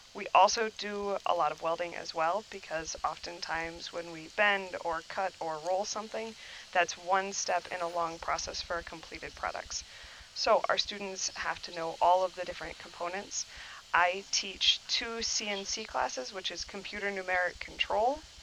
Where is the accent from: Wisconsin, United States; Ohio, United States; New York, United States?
Wisconsin, United States; New Glarus; I was raised here in Wisconsin in New Glarus